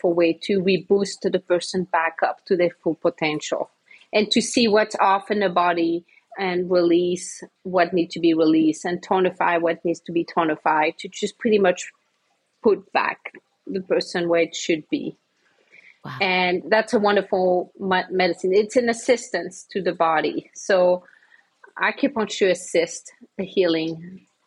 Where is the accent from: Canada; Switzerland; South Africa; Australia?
Switzerland; moved away as an adult; also born or lived in Santa Fe, New Mexico; now in Tucson, United States; I'm from Switzerland.